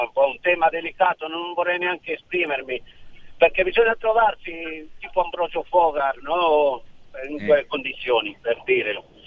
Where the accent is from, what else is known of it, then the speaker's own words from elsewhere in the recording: Milan, Lombardy, Italy; now in Malaga, Spain; sono di Milano, eh. Però abito qua